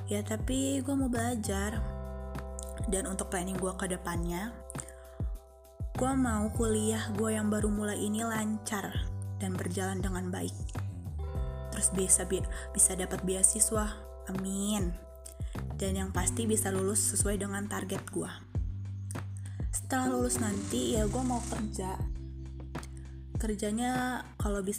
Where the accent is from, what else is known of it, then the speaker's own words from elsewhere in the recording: Bandar Lampung, Lampung, Indonesia; born there; Gue lahir di Bandar Lampung 14 Desember 2002. Gue alumni dari SMA Negeri 3 Bandar Lampung.